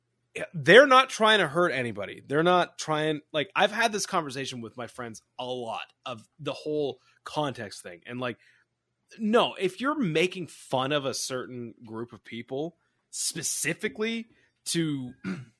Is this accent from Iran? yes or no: no; Canada; as a Canadian